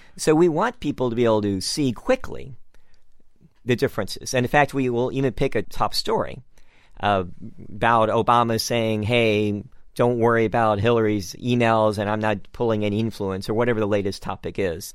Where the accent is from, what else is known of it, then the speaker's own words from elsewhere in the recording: San Francisco, California, United States; I'm also from San Francisco